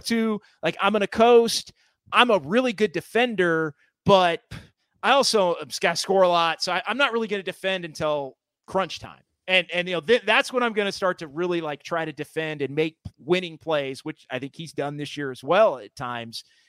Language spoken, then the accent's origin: English; Sacramento, California, United States; moved away as an adult; now in San Francisco Bay Area, United States; from growing up in Sacramento and working in Sacramento for a decade, and I've been in, in the Bay for the last decade